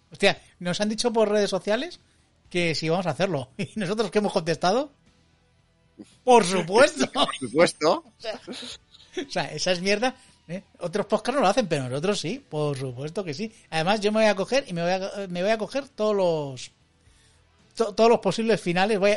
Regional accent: Logroño, La Rioja, Spain; Yo soy samoano de Logroño

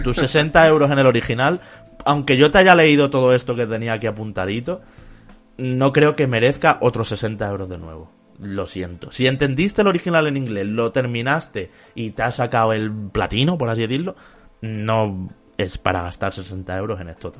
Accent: Spain; como europeo, incluso como español

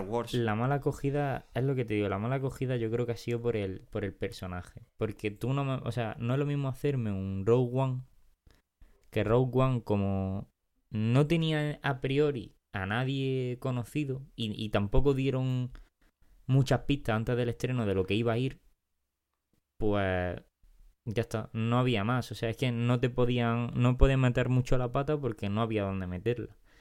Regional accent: Granada, Andalusia, Spain; accent: Granada; como hablamos nosotros no, normalmente es como se habla en Granada

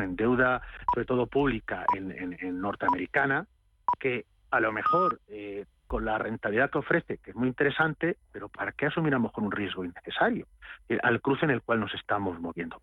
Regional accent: Castilla-La Mancha, Spain; yo soy castellano manchego

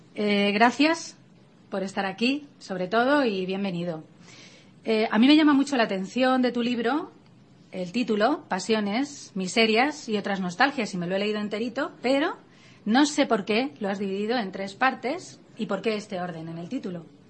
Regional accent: Spain; a la mayoría de los españoles, ¿no? Nos gustaría

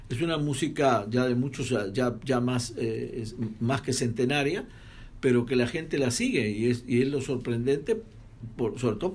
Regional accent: Buenos Aires, Argentina; aunque los dos somos argentinos, yo soy de Buenos Aires

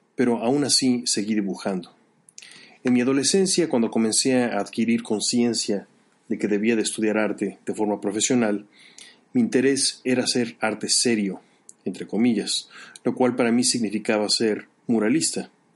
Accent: Mexico; moved away as an adult; also born or lived in Chicago; Yo he vivido una situación similar de niño en la escuela en México

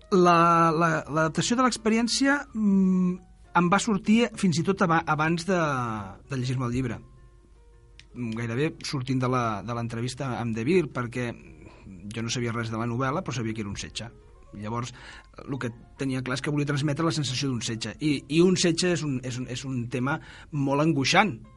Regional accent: Granollers, Catalonia, Spain; sóc de Granollers

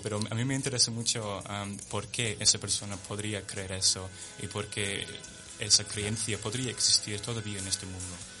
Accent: London, United Kingdom; Spanish is a second language; now in Spain; de Londres, nací en Londres y mis padres en Southampton, en el sur de Inglaterra

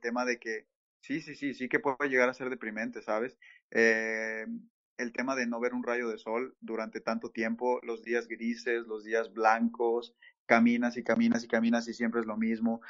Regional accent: Mexico; moved away as an adult; now in Toronto, Canada; en México, por ejemplo, eh, donde, de donde soy

